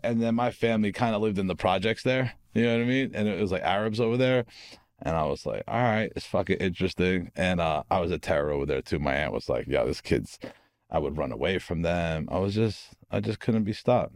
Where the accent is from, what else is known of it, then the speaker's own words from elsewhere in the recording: Harrison, New Jersey, United States; also born or lived in Newark, New Jersey; I was born in Newark, from Harrison, New Jersey